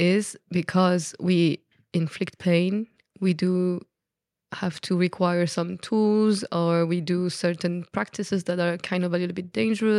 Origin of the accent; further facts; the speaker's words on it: Belgium; accent: Belgian French; first language French; English is a second language; So my accent come from Belgium, but I am a French speaker person, so I speak French.